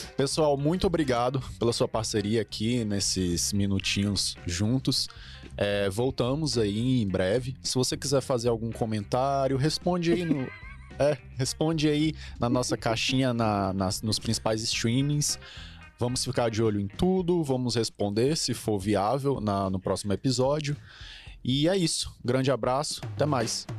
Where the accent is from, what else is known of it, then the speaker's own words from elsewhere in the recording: Brasília, Federal District, Brazil; a gente, todo brasiliense, é um goiano